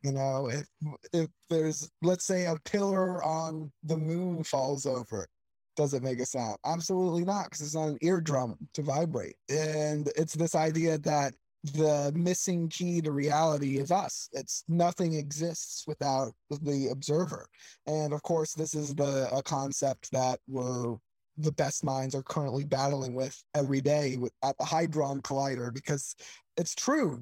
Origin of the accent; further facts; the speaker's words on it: Sarasota, Florida, United States; moved away; Sarasota, Florida is my hometown. That's that's where I grew up